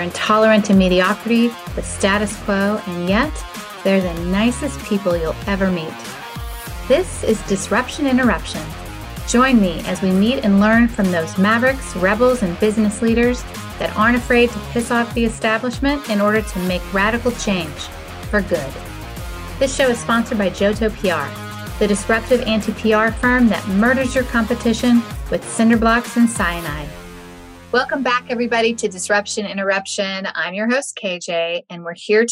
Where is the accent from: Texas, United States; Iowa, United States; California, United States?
Texas, United States; I'm from Texas